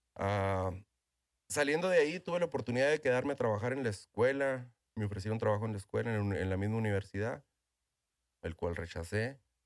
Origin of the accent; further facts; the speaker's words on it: Ojinaga, Chihuahua, Mexico; moved away as an adult; also born or lived in Presidio, Texas / Colombia / Philippines / Indonesia; now in United States; Soy ah, originario de Ojinaga, soy nacido en Chihuahua, Chihuahua. Ah, ahí estoy criado, ahí fui criado en Ojinaga.